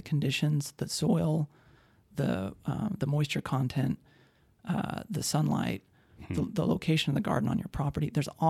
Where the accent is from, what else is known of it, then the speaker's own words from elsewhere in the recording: Idaho Falls, Idaho, United States; also born or lived in Madison, Wisconsin / Utah; now in Spokane, United States; I grew up in Idaho Falls.